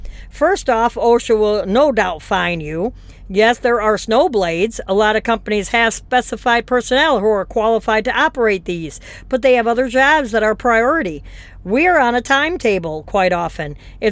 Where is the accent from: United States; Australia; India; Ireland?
United States; Madison, Wisconsin; my home state of Madison, Wisconsin